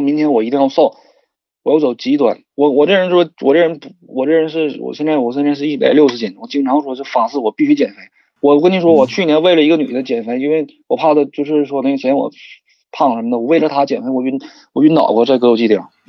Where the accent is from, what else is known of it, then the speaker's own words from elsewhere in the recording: Shenyang, Liaoning, China; 我是沈，沈，沈阳人，就包括说我是东北人